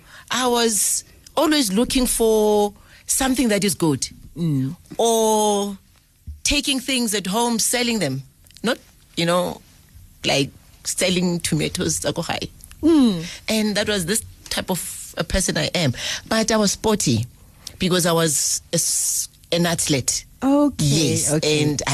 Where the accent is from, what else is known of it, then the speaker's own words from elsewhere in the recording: Johannesburg, Gauteng, South Africa; I was born in Joburg in Midlands, Zone 4. I'm a Sowetan.